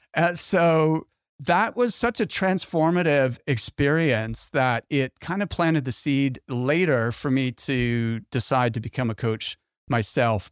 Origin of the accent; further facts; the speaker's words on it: Halifax, Nova Scotia, Canada; my hometown in Halifax